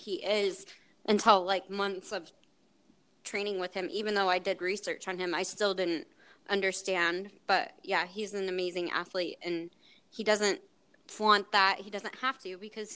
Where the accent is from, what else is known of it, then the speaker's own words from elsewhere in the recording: Salt Lake City, Utah, United States; I grew up in Salt Lake